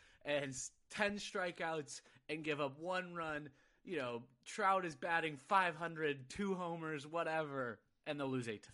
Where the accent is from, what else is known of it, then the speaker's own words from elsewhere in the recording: Southern California, United States; I grew up in Southern California